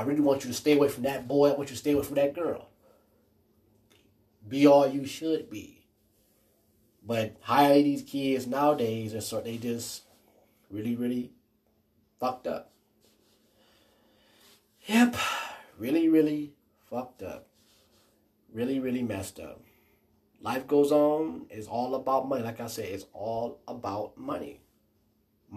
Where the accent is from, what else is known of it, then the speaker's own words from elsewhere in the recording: United States; I'm African American